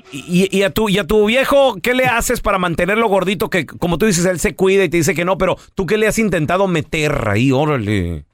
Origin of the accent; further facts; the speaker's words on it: Mexico; nosotros somos mexicanos